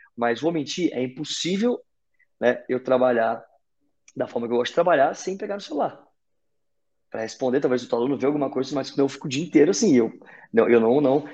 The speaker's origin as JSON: {"language": "Portuguese", "country": "Brazil", "also_born_or_lived": "North Carolina, United States", "said": "saí do Brasil"}